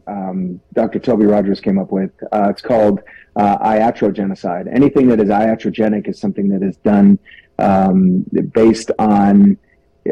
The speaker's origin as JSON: {"language": "English", "country": "Italy", "tie": "born or raised there", "also_born_or_lived": "France", "moved": "yes", "lives_now": "Utah, United States", "said": "Growing up in Italy, though, I do speak Italian fluently, and it's been a tremendous part of my upbringing"}